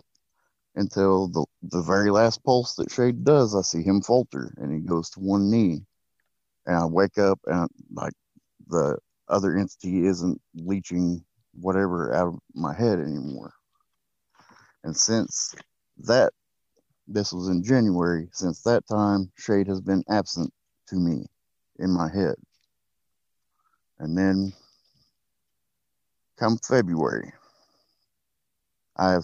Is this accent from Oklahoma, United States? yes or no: yes; Oklahoma, United States; I am from Oklahoma in the United States.